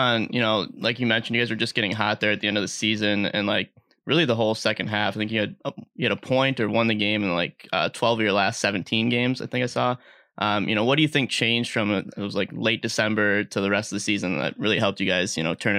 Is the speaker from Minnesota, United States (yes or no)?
yes; Bloomington, Minnesota, United States; we're from Bloomington here